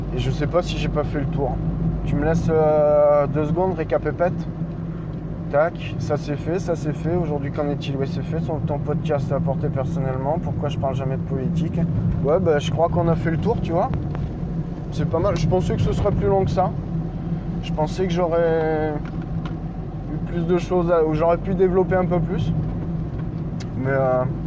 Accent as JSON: {"language": "French", "region": "Normandy", "country": "France", "also_born_or_lived": "Nord", "moved": "yes", "lives_now": "Bordeaux area, France", "said": "Je suis normand, je suis passé dans, je suis passé dans le nord et j'ai atterri dans le bordelais"}